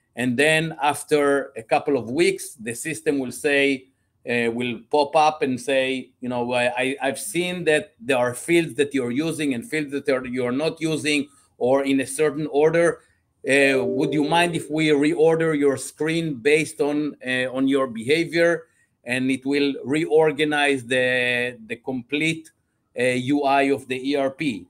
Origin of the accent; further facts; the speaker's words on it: Israel; moved away as an adult; also born or lived in Belgium / North Carolina, United States / Georgia, United States / Illinois, United States; I'm originally from Israel.